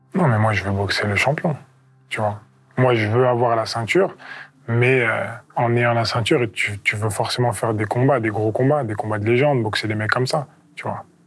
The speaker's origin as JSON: {"language": "French", "country": "France", "said": "Je suis le premier champion olympique français en poids lourd"}